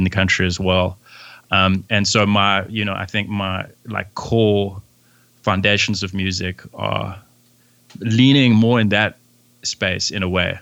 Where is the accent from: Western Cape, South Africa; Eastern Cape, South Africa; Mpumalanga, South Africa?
Eastern Cape, South Africa; Port Elizabeth; now in Johannesburg, South Africa; I'm a musician from South Africa, originally from a small town called Port Elizabeth. Currently, I live in Johannesburg.